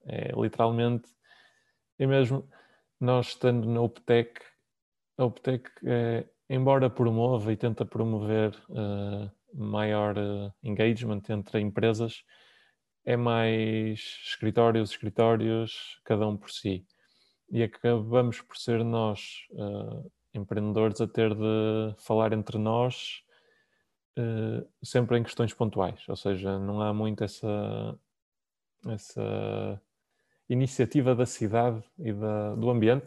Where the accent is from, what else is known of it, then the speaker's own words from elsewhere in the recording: Porto, Norte, Portugal; Eu sou do Porto, trabalho no Porto, nós temos escritório na Optec.